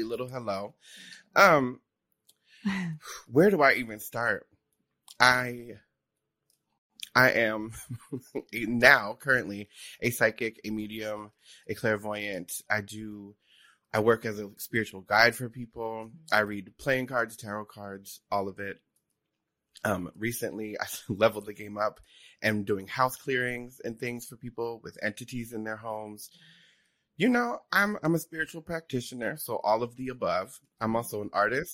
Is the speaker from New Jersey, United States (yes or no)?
yes; New Jersey, United States; I grew up in Jersey. I'm from South Jersey.